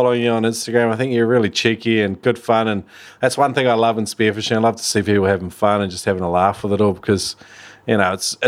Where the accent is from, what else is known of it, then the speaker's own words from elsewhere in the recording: New Zealand; accent: Kiwi; my terrible Kiwi accent